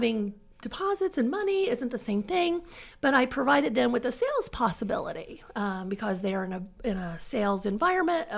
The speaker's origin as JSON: {"language": "English", "area": "Jay County", "region": "Indiana", "country": "United States", "tie": "born or raised there", "moved": "as an adult", "lives_now": "Muncie, United States", "said": "I was born and raised in the Jay County countryside, you know, gravel road and all."}